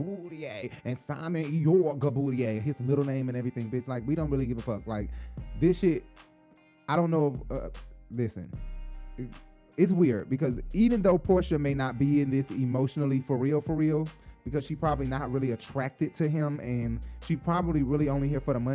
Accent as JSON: {"language": "English", "town": "Decatur", "region": "Georgia", "country": "United States", "said": "I'm from Decatur."}